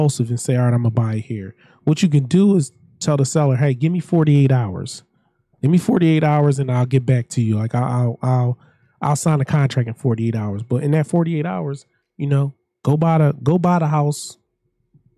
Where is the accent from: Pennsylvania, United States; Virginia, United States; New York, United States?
Pennsylvania, United States; Philadelphia; I grew up in South Philadelphia